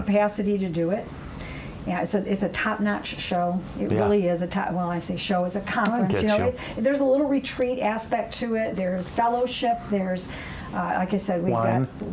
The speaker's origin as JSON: {"language": "English", "town": "Oxford", "region": "Michigan", "country": "United States", "tie": "born or raised there", "also_born_or_lived": "Pontiac, Michigan", "said": "I've been in Michigan all my life."}